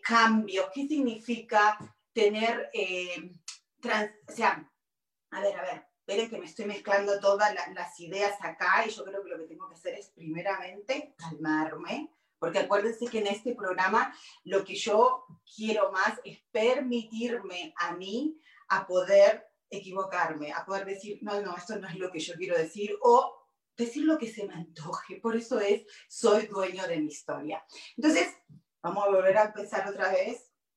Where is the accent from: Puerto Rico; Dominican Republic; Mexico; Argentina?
Argentina; moved away as an adult; also born or lived in Virginia, United States; now in Los Angeles, United States; soy argentina, vine hace 29 años de Argentina y me vine de Argentina a Buenos Aires a Virginia.